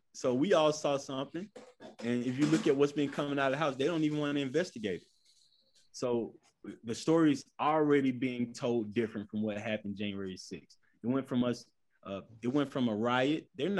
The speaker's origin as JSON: {"language": "English", "country": "United States", "said": "And I'm a strong American."}